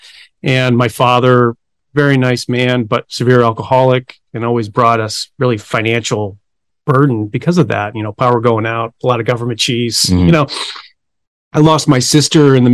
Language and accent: English; Buffalo, New York, United States; now in Phoenix, United States; I grew up in Buffalo, New York.